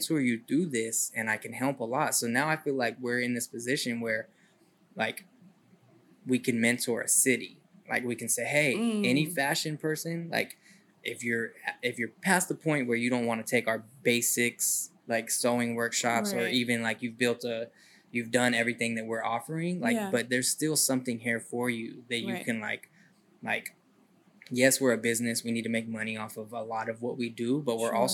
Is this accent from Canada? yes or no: no; Sacramento, California, United States; also born or lived in Colorado / Eureka, California / San Francisco Bay Area; growing up in Sacramento